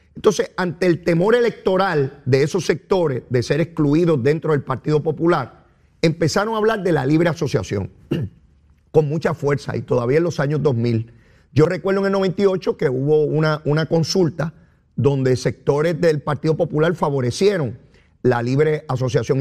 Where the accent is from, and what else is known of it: Puerto Rico